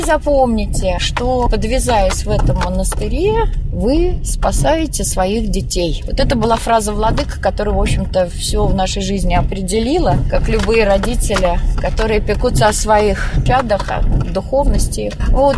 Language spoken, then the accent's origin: Russian; Moscow, Russia; Я сама из Москвы